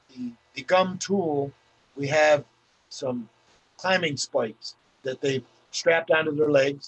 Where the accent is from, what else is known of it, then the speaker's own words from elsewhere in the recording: Tug Hill, New York, United States; I was raised on Tug Hill my whole life